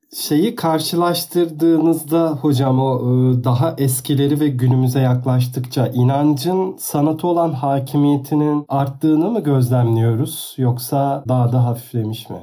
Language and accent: Turkish; Aydın, Turkey; moved away; canım memleketim Aydın'a